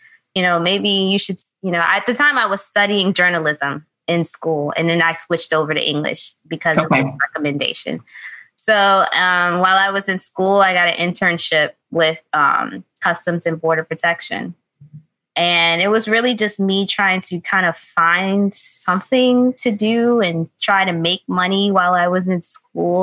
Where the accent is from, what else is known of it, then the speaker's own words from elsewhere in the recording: New York City, New York, United States; I'm New York born and raised. I was born in the Bronx, raised in the Bronx